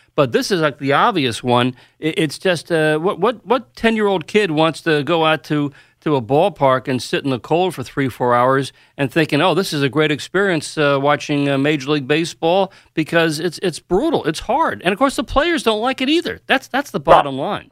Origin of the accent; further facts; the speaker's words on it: New York, United States; I grew up here in New York